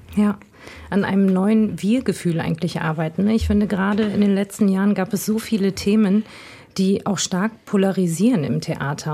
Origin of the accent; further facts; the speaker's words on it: Essen area, North Rhine-Westphalia, Germany; Und ich komme aus der Gegend, also meine Mutter ist Essenerin